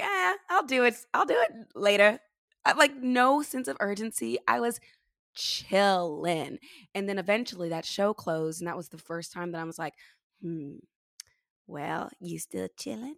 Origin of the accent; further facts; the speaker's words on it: California, United States; moved away as an adult; also born or lived in New York City; I grew up here in California